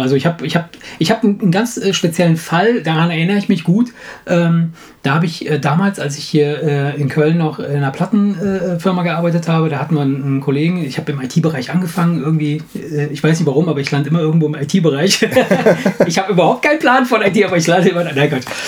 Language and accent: German; Italy; moved away; ich komme aus Italien